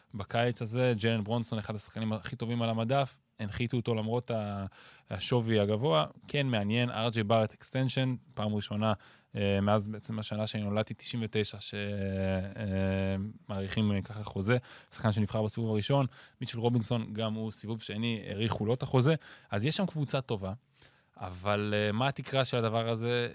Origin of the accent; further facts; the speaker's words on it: Ireland; now in Israel; גדלתי באירלנד